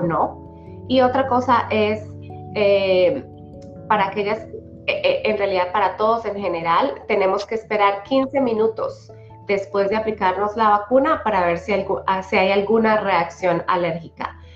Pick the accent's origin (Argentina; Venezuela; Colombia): Colombia; also born or lived in Polk County, Iowa; now in Iowa, United States; soy originalmente de Colombia